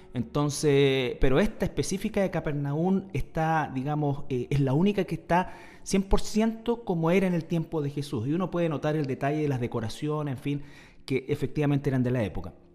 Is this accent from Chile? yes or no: yes; Chile; nosotros hoy día estamos en una pugna eh, como, como, sociedad chilena